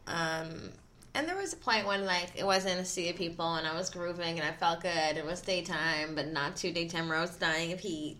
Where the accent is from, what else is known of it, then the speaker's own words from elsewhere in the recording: Philadelphia, Pennsylvania, United States; I'm from Philly. Like, my parents are from Philly.